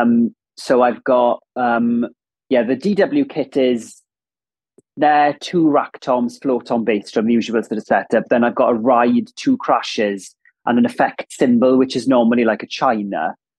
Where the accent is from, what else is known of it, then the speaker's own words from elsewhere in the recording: Ammanford, Wales, United Kingdom; accent: Welsh; first language Welsh; English is a second language; moved away as an adult; also born or lived in London / Cardiff; I grew up in Ammanford, which is a town in southwest Wales